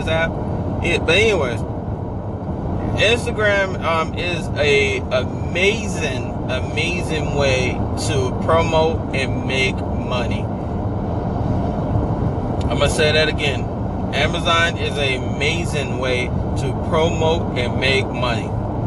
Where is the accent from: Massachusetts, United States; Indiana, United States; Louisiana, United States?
Louisiana, United States; New Orleans; I'm actually originated from New Orleans